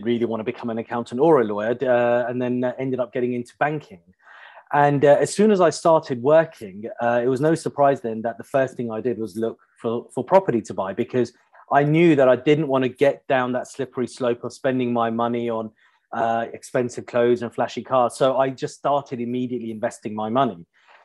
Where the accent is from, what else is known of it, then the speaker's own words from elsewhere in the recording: Pinner, London, United Kingdom; I grew up in a standard middle class suburban family on the outskirts of London. I grew up in Pinner, local state school